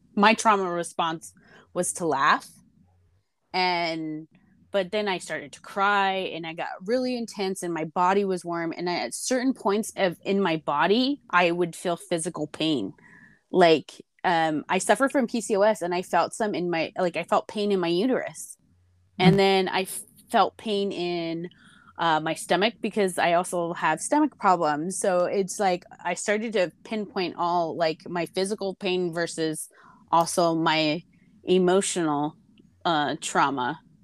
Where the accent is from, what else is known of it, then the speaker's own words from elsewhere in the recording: Arizona, United States; now in California, United States; I grew up in Arizona and of course here in California